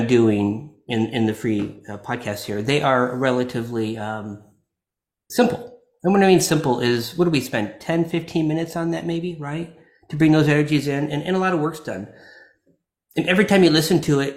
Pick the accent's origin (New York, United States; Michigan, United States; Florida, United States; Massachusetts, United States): Florida, United States; I'm from Florida